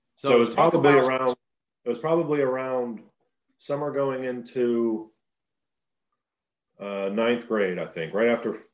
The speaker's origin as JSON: {"language": "English", "town": "Pittsburgh", "region": "Pennsylvania", "country": "United States", "tie": "born or raised there", "said": "Growing up in Pittsburgh is great. It is definitely a blue collar town, football town, big football history there."}